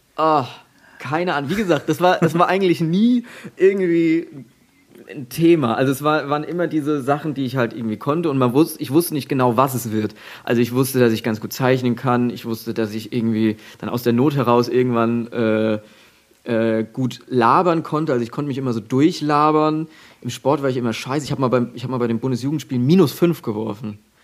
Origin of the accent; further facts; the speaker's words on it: at the border to Hesse, Bavaria, Germany; ich komme ja aus, aus dem letzten Fitzelchen Bayern quasi, gerade an der Grenze zu Hessen